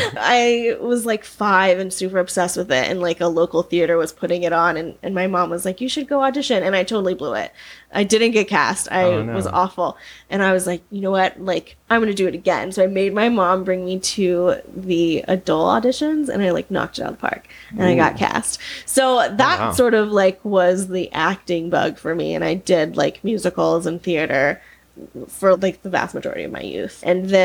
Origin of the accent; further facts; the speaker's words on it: Georgia, United States; moved away as an adult; now in Los Angeles, United States; So I'm originally from Georgia